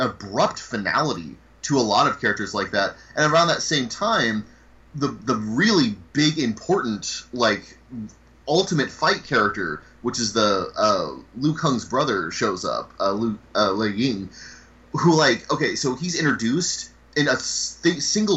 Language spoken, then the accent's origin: English; United States